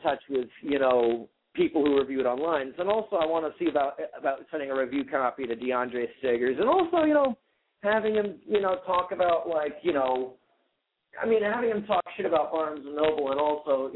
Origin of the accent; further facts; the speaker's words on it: New Haven, Connecticut, United States; growing up in New Haven